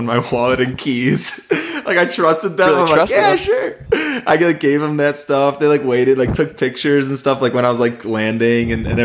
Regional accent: United States; I was American

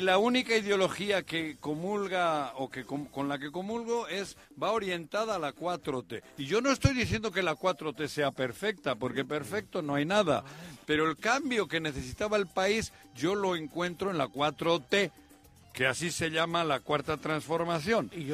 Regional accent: Morelos, Mexico; nuestra dignidad morelense

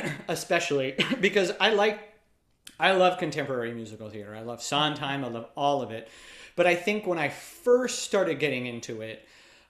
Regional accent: Reading, Pennsylvania, United States; Reading, Pennsylvania.

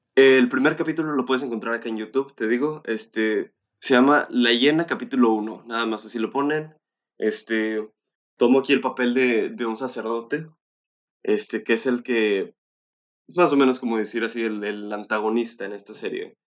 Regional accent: Monterrey, Nuevo León, Mexico; yo soy eh, este, residente aquí de Monterrey, nací en Monterrey

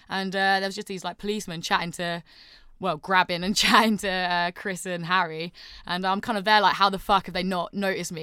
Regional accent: St Neots, East of England, United Kingdom; I'm from a place called Saint Neots

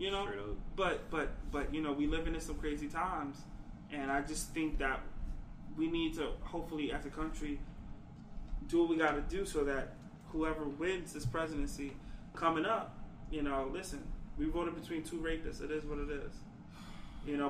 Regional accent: New York, United States; I come from New York

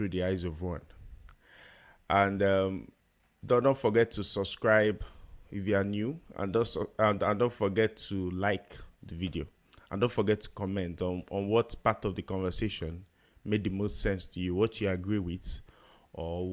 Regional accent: Nigeria; growing up in Nigeria

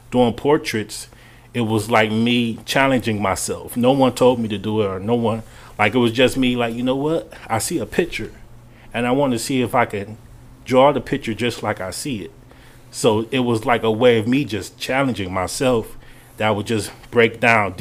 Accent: Cleveland, Ohio, United States; we was raised up in Cleveland, but we always went to Akron, Ohio

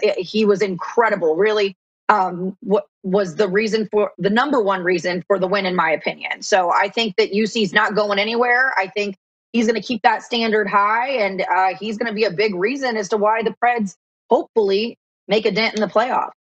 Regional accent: Columbus, Ohio, United States; also born or lived in Manhattan, New York / North Carolina; now in Nashville, United States; I was born and raised in Columbus, Ohio, and actually lived in Manhattan for a little bit

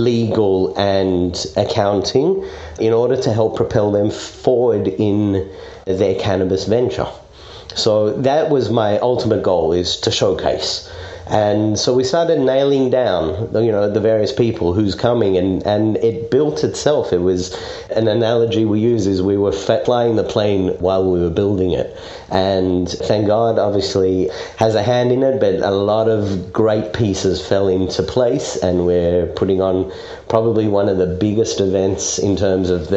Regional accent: Perth, Western Australia, Australia; also born or lived in South Africa; now in Israel; I grew up in Perth, a small city on the west coast

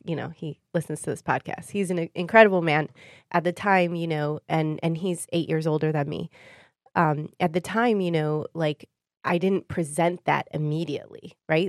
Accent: Warren, Michigan, United States; also born or lived in Sterling Heights, Michigan; I grew up in Warren.

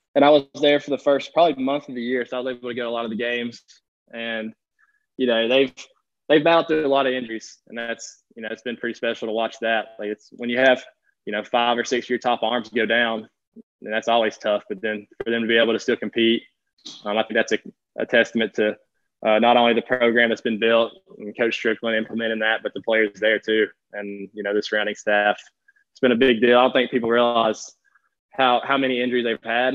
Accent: Chickamauga, Georgia, United States; moved away as an adult; now in Charleston, United States; So I grew up in Chickamauga. That's where I've always lived

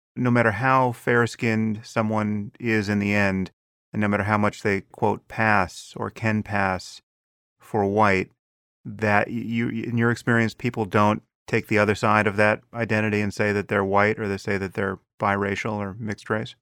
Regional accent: United States; as an American

